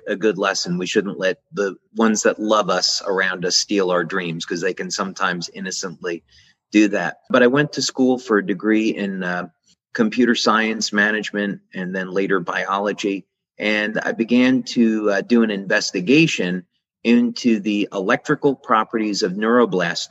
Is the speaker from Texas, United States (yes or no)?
no; New Jersey, United States; growing up in New Jersey to visit the research lab of Thomas Edison